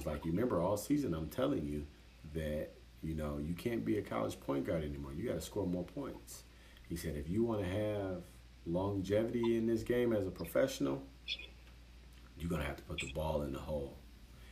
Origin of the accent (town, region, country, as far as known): United States